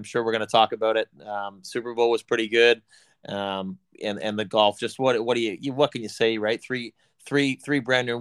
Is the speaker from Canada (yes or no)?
yes; Canada; we're Canadian